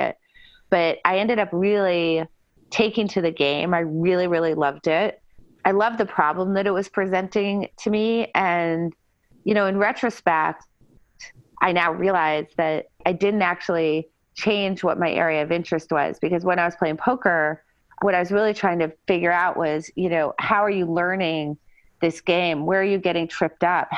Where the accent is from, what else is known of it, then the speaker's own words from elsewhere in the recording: New Hampshire, United States; moved away as an adult; I was born in a small town in New Hampshire